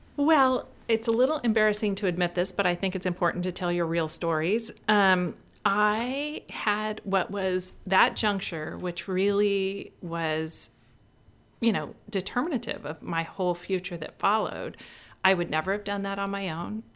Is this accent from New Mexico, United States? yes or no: no; Northern California, United States; moved away; I grew up in a small town in Northern California